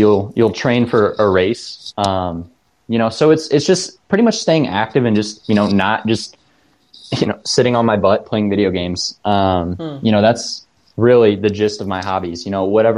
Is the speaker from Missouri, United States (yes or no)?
no; Bryan, Ohio, United States; also born or lived in Tiffin, Ohio; I'm originally from Bryan, Ohio